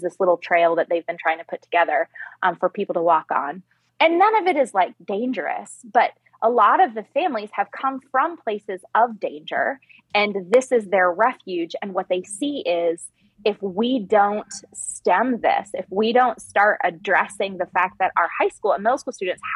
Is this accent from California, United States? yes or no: no; Texas, United States; moved away; I was born in Texas